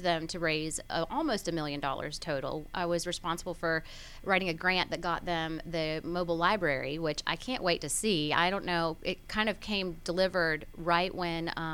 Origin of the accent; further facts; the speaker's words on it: Gwinnett County, Georgia, United States; I was being born and raised in Gwinnett